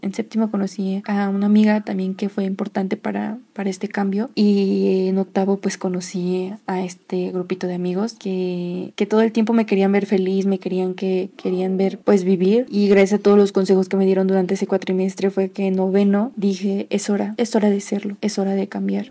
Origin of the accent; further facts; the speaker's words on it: Toluca, State of Mexico, Mexico; soy del Estado de México, en específico de Toluca.